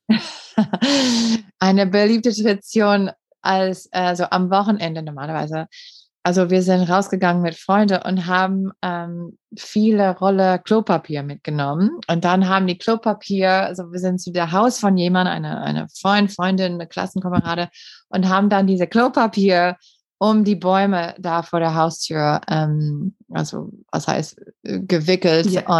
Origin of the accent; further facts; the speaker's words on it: Green Bay, Wisconsin, United States; German is a second language; moved away as an adult; now in Germany; ich komme aus Green Bay und Green Bay, Wisconsin